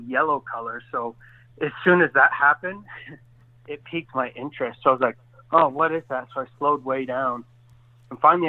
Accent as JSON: {"language": "English", "region": "Washington", "country": "United States", "tie": "born or raised there", "said": "growing up in Washington State"}